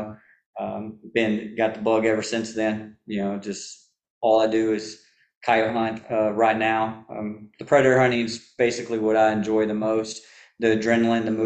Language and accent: English; West Texas, United States; I grew up hunting in Texas